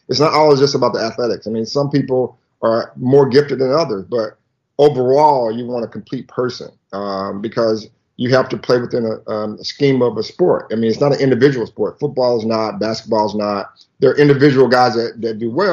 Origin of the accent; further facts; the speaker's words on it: the South, United States; we grew up in the South